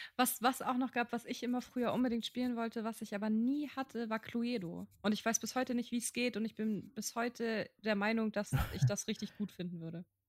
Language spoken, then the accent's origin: German; Kiel, Schleswig-Holstein, Germany; moved away; Mettenhof, ohne Scheiß, da wo ich aufgewachsen bin